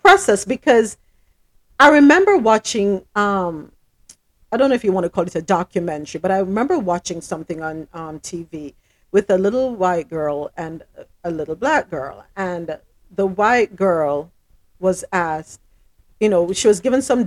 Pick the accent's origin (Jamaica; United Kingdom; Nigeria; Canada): Jamaica; moved away as an adult; now in United States; I'm Jamaican